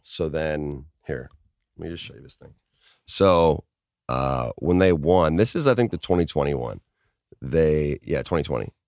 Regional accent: Minnesota, United States; I played hockey as a kid 'cause I'm from Minnesota

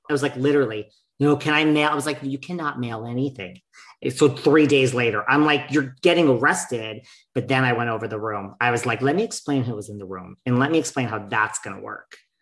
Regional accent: United States; I am from New York, New Jersey

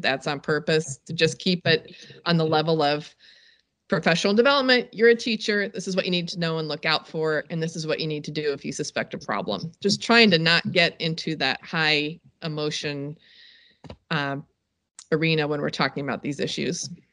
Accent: North Carolina, United States; another shameful North Carolinian

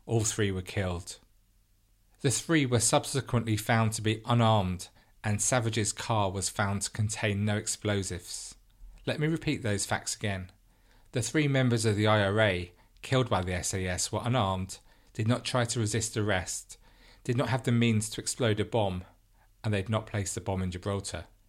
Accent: London, United Kingdom; growing up in London in a non-religious family

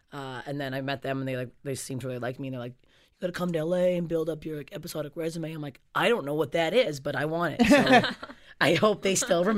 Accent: Canada; And I was the one from Canada to get in.

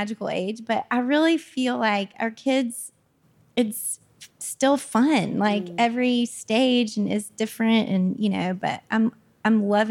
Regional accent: Jackson, Mississippi, United States; where I'm from Jackson, Mississippi, and like, there's not a lot of crossover between like where I grew up

